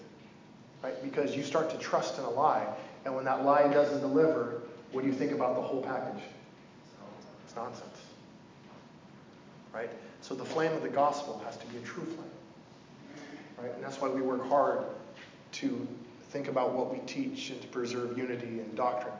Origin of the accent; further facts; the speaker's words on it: Oregon, United States; I'm from Oregon